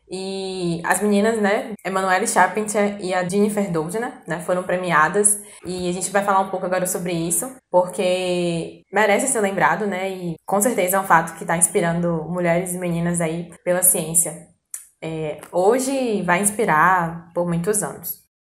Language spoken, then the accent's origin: Portuguese; Northeast Region, Brazil; nós somos do Nordeste